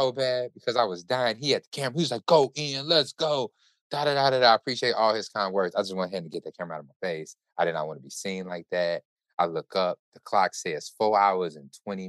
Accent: Chicago, Illinois, United States; I am Chicago. I'm from Chicago

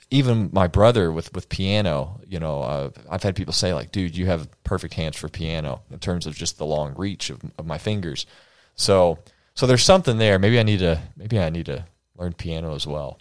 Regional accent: United States; I'm an American man

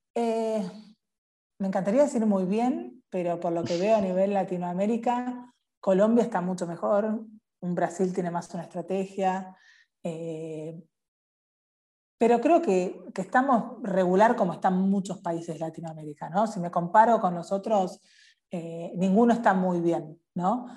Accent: Argentina; nos pasa como argentinos

